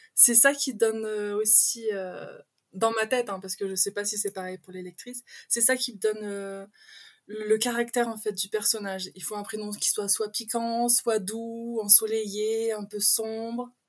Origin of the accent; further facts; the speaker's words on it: Pas-de-Calais, Hauts-de-France, France; accent: patois du Nord, un peu l'accent belge; moved away as an adult; now in Belgium; je suis du Pas-de-Calais et ah. j'ai emménagé en Belgique il y a quelques années. Donc, j'ai vraiment le patois du Nord et un peu l'accent belge qui se regroupe